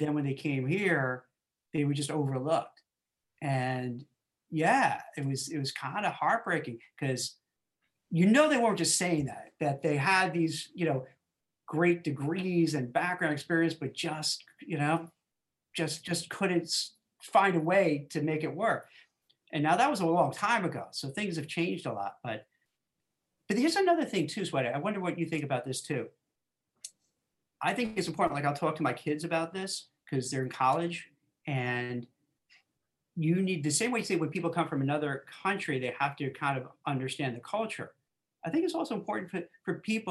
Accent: New York City, New York, United States; where I grew up in Brooklyn

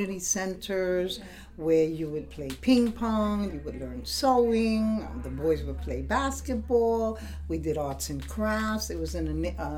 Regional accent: New York City, New York, United States; I was born in Brooklyn, 63 years ago

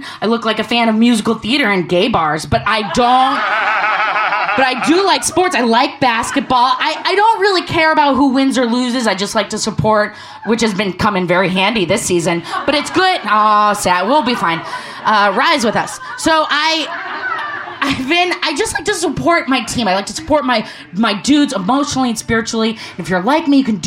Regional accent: Portland, Oregon, United States; I'm from Portland, Oregon

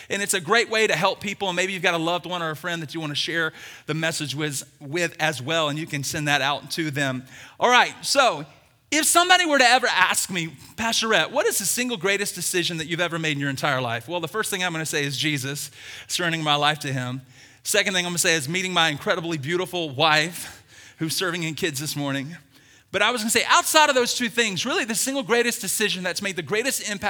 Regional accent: the South, United States; I'm from the South. We're going deep fried donuts, everybody.

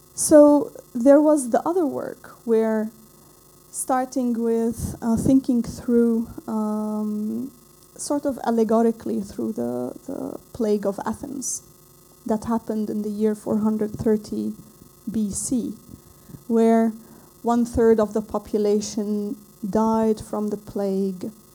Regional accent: Lebanon; I come from Lebanon

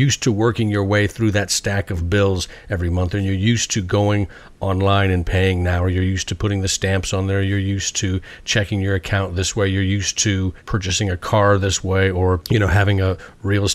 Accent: United States; I'm an American

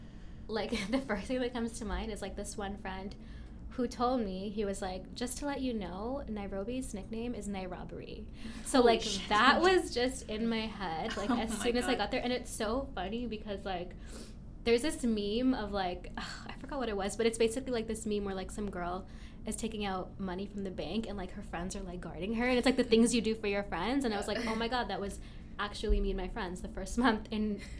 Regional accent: Canada; Whereas I had other friends from, like, other countries

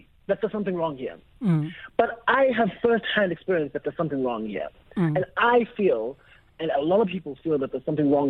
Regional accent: Alice, Eastern Cape, South Africa; I was born in Alice in the Eastern Cape

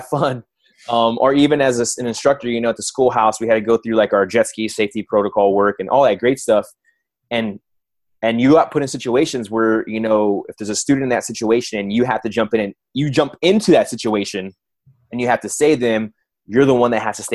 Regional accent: Texas, United States; moved away as an adult; I grew up in Texas

